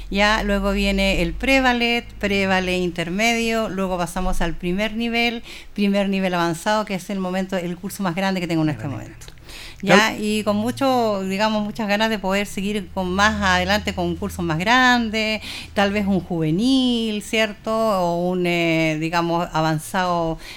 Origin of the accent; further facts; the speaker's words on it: Santiago, Santiago Metropolitan Region, Chile; now in Linares, Chile; Bueno, yo soy de Santiago, yo llegué a vivir acá a Linares y yo partí trabajando en un colegio, haciendo taller de ballet.